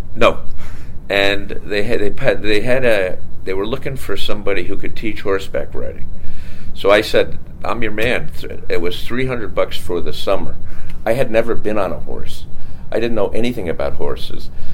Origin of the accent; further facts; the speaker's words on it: Bayport, New York, United States; I grew up on Long Island, Bayport, Long Island